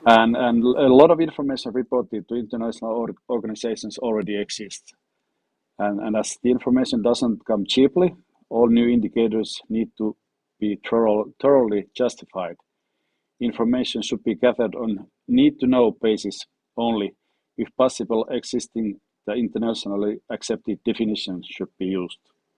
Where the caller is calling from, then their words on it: Finland; English is a second language; Today I'm joining you from Finland